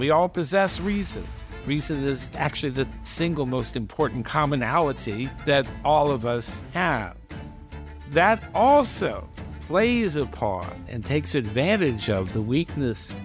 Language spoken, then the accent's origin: English; United States; we Americans